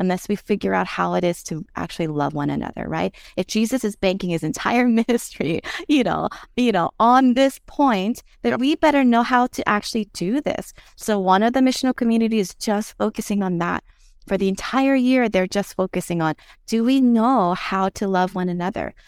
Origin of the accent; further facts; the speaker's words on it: Philadelphia, Pennsylvania, United States; moved away as an adult; now in Hawaii, United States; I grew up in West Philadelphia